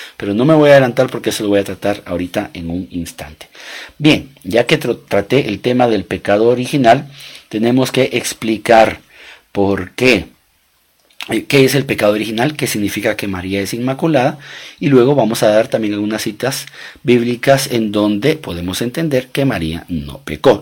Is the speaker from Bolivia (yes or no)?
no; Guatemala; yo soy guatemalteco, mi esposa guatemalteca, nos casamos en Guatemala, tuvimos nuestros hijos en Guatemala.